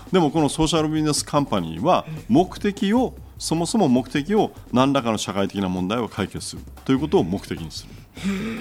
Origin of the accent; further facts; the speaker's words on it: Fukuoka, Japan; moved away as an adult; also born or lived in New York; ふるさとの福岡に戻ってきた